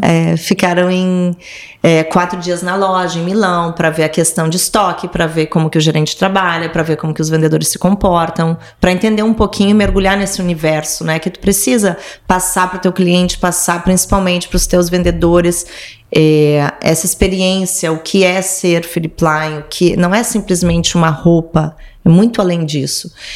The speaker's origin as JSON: {"language": "Portuguese", "region": "Rio Grande do Sul", "country": "Brazil", "tie": "born or raised there", "also_born_or_lived": "São Paulo / London / Milan / Shanghai", "moved": "yes", "lives_now": "Rio de Janeiro, Brazil", "said": "É, sou gaúcha"}